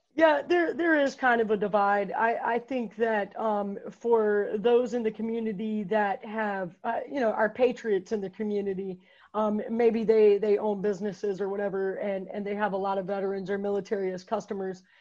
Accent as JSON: {"language": "English", "town": "Fayetteville", "region": "North Carolina", "country": "United States", "tie": "born or raised there", "said": "I grew up here in Fayetteville, man. Um, lived here my whole life."}